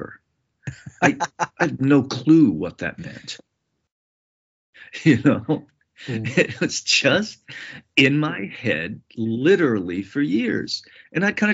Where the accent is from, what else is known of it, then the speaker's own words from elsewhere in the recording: New England, United States; the growing up in New England at a time when there was a lot of mob violence and conflict.